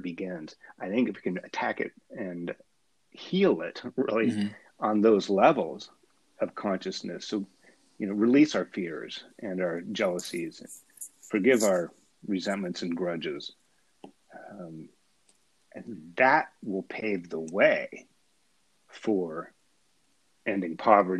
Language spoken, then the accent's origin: English; United States; maybe I'm cynical American